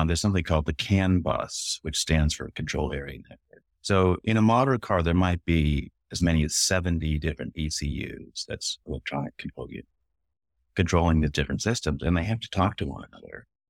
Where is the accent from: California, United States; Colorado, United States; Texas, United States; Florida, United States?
California, United States; Berkeley; I grew up in Berkeley